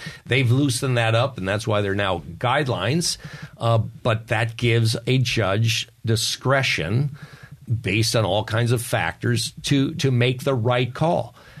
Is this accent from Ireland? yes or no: yes; Ireland; You know, I have a story always because I'm an Irishman. I'm supposed to have stories, and they're true.